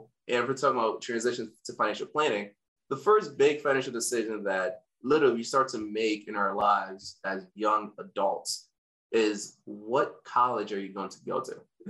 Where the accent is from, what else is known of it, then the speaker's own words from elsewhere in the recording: Windsor, Connecticut, United States; also born or lived in Africa / Hartford, Connecticut; we moved from Hartford to Windsor